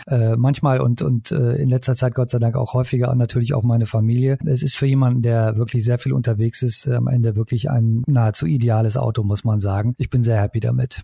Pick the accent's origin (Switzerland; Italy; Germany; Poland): Italy; moved away; ich bin in Italien aufgewachsen